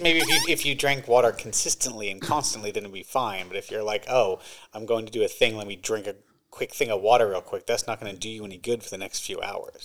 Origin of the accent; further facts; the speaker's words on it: England, United Kingdom; also born or lived in Groton; now in Salem, United States; I'm English